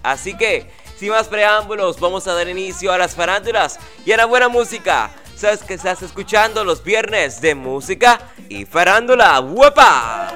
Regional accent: Dominican Republic; aquí en República Dominicana, en mi país

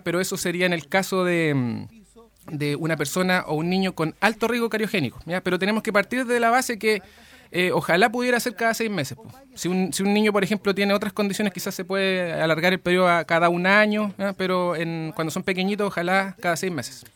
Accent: Lebu, Biobío, Chile; yo soy de Leu, eh, eh, el, único momento en que no estuve acá fue cuando me fui a estudiar

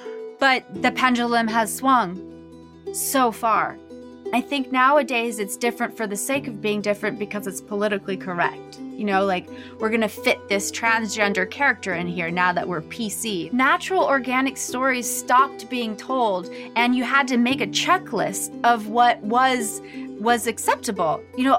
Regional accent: Tokyo, Japan; born there; this is my story. I was born in Japan, in Tokyo, Japan

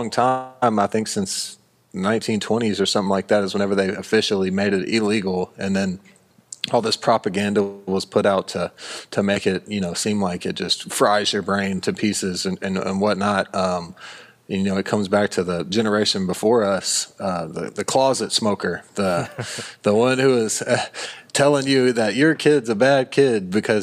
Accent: United States; an American guy from America

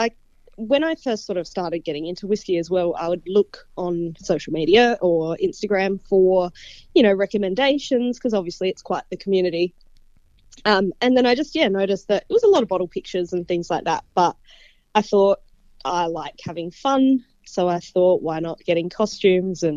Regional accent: Adelaide, South Australia, Australia; I'm from a smaller city in Australia called Adelaide, South Australia. Grew up in South Australia, so I've been there my whole life

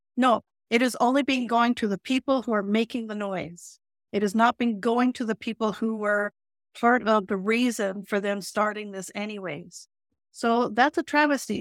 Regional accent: Calgary, Alberta, Canada; also born or lived in Holland; I grew up in Calgary

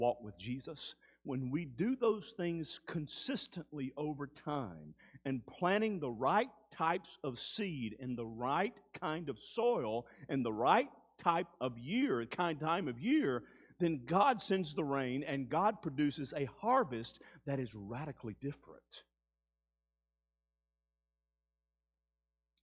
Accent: Mississippi Delta, United States; I grew up in the Mississippi Delta.

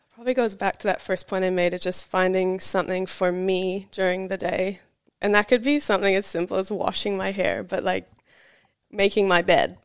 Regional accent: British Columbia, Canada; moved away as an adult; also born or lived in Vancouver; now in New Zealand; I moved, like, to Vancouver, so, like, a ferry boat ride away from my hometown.

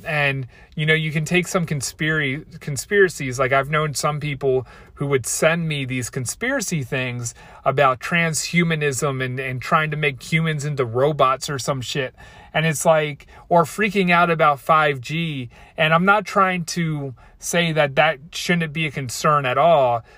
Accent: Baltimore, Maryland, United States; I'm from Baltimore, and that's how we say Baltimore, like Baltimore

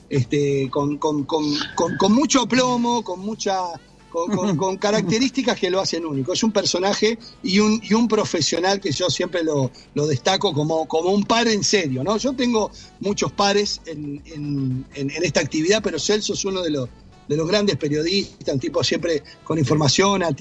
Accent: Uruguay; also born or lived in Argentina; Yo soy uruguayo.

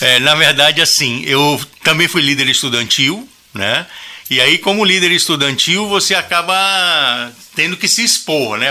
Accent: Manaus, Amazonas, Brazil; E moramos em Manaus. Eu nasci em Manaus, né? E lá também constituí família

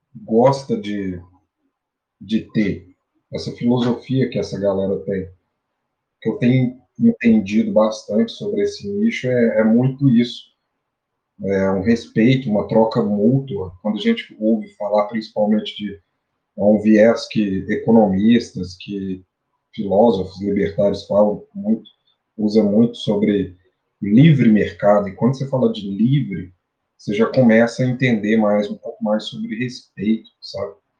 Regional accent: Araxá, Minas Gerais, Brazil; vindo do interior, do interior de Minas Gerais, sou de Araxá

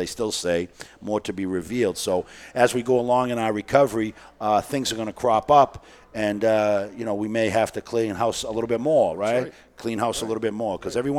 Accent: Boston, Massachusetts, United States; I grew up in East Boston

